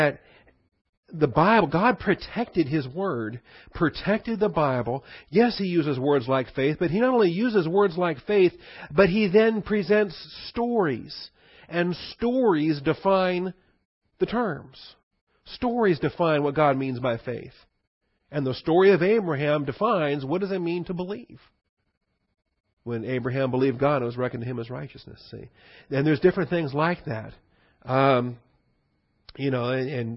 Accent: Washington, United States; I grew up in Washington

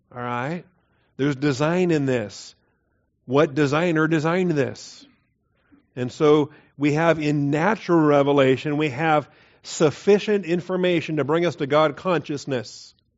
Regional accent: the Northwest, Pacific Northwest, United States; moved away; I grew up in the Northwest

